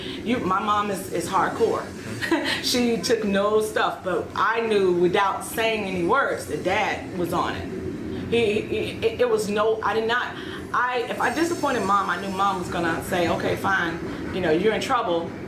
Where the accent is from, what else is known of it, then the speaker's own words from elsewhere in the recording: Chicago, Illinois, United States; moved away as an adult; also born or lived in Kennesaw, Georgia; now in Aurora, United States; I'm originally born and raised in Chicago, Illinois.